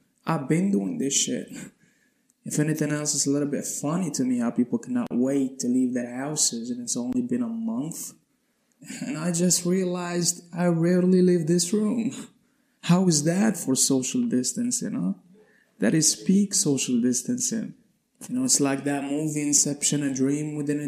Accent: Morocco; I'm from Morocco

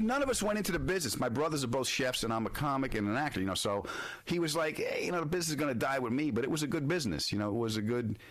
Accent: Long Island, New York, United States; born or raised there

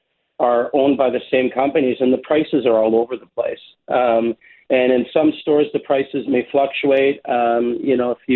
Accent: Toronto, Ontario, Canada; I grew up in Flemington Park, we had one grocery store

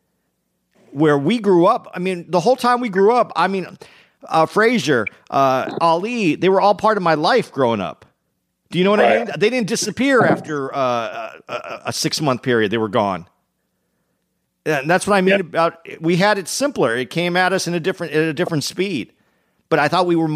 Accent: Arizona, United States; now in New York area, United States; I grew up in Arizona

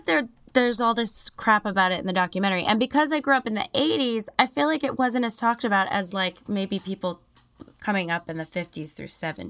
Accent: New York City, New York, United States; born or raised there

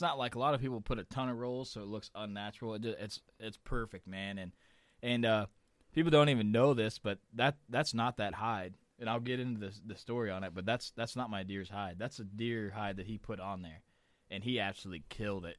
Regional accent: Missouri, United States; I'm from Missouri

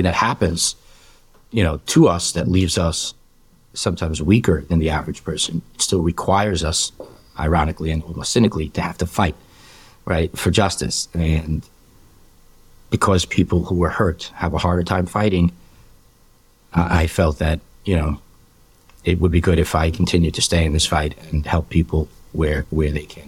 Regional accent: New York City, New York, United States; also born or lived in Marine Park, Brooklyn; I was born and raised in Borough Park.

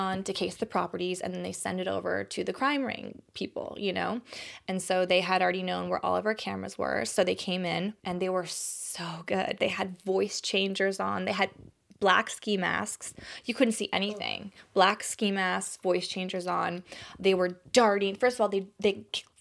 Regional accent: Texas, United States; moved away; I grew up in Texas

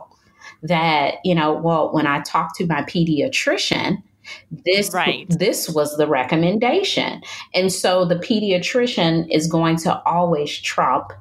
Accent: Detroit, Michigan, United States; moved away as an adult; now in North Carolina, United States; I'm from Detroit, Michigan, which is very cold. And I've moved to North Carolina, which is much warmer

